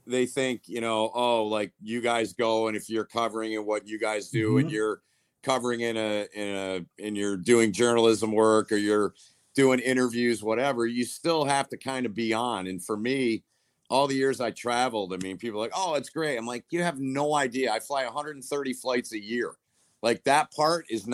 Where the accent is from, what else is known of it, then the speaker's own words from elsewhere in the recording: Holt, Michigan, United States; I grew up in Holt, south side of Lansing